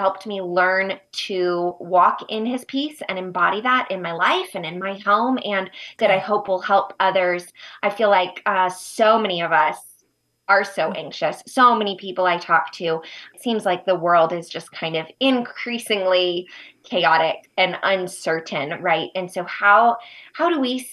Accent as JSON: {"language": "English", "country": "United States", "also_born_or_lived": "Uganda", "moved": "as an adult", "said": "I was moving to my home country"}